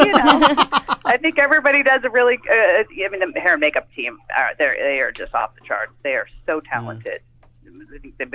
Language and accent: English; California, United States; we're both native. We're from California